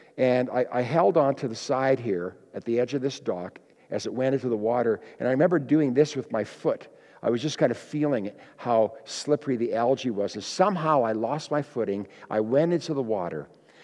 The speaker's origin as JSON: {"language": "English", "town": "Kenora", "region": "Ontario", "country": "Canada", "tie": "born or raised there", "said": "I grew up in Kenora, Ontario, Lake of the Woods, east of Winnipeg"}